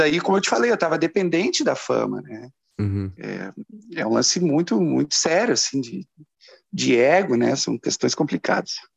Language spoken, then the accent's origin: Portuguese; Porto Alegre, Rio Grande do Sul, Brazil; moved away; also born or lived in São Paulo; quatro caras de Porto Alegre, né? Era, era eu, o Tavares, o Vavo e o Lucas.